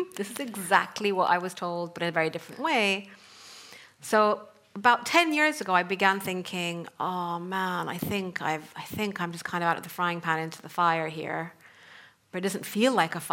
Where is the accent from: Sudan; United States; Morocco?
Sudan; moved away as an adult; also born or lived in North Africa / Middle East; I come from Sudan, and I grew up in North Africa and the Middle East